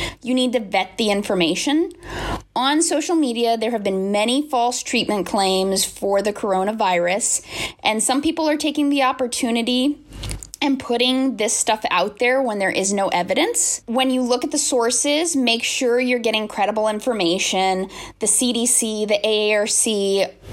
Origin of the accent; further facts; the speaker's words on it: South Florida, United States; I grew up in South Florida, and I remember Hurricane Andrew and the devastation that came with it.